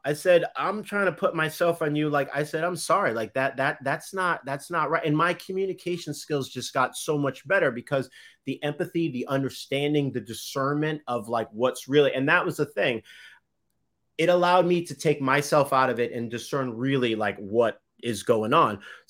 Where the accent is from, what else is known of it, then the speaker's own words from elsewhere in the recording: Boston, Massachusetts, United States; Anyway, yes, I'm from Boston.